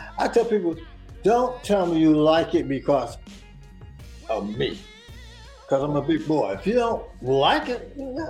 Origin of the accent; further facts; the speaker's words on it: Jersey City, New Jersey, United States; also born or lived in Youngstown, Ohio / Long Island, New York; I was born in Youngstown, Ohio, and I came to Jersey City in 1960.